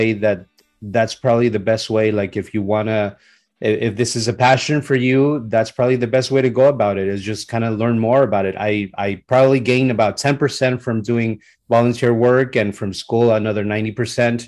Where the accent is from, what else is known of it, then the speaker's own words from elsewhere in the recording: San Diego, California, United States; also born or lived in Mexico; Born in Mexico. I grew up in Southern California, in San Diego to be more precise